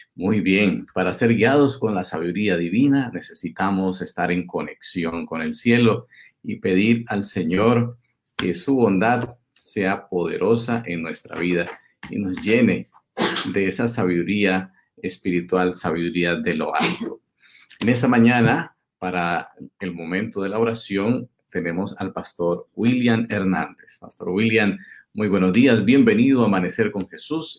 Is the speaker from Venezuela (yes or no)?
no; Colombia; yo soy colombiano, esta es mi casa